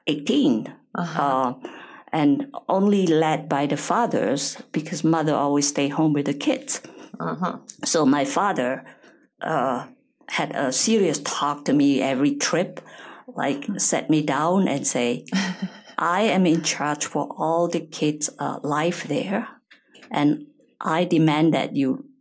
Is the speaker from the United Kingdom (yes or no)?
no; Indonesia; moved away as an adult; also born or lived in Germany; I was born in Indonesia